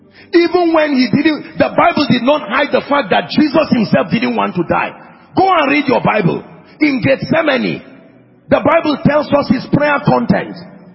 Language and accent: English; Nigeria; God, you don't know, I am a Nigerian. We keep crash landing because we don't allow the wisdom of God to take precedence.